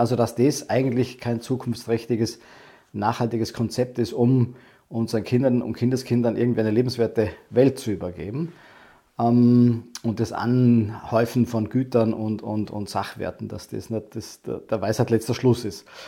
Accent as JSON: {"language": "German", "area": "Lake Constance area, western Austria", "region": "Vorarlberg", "country": "Austria", "also_born_or_lived": "Vienna, Austria", "moved": "as an adult", "said": "Ich bin ursprünglich nicht aus Wien, ich komme aus dem Westen vom Bodensee, also Westen Österreichs."}